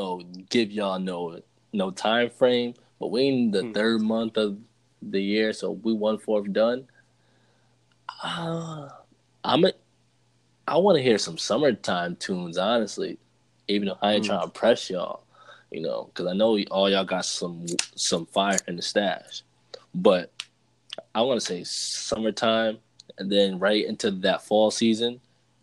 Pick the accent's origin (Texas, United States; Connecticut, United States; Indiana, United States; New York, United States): Connecticut, United States; Meriden; also born or lived in New London; I'm from Meriden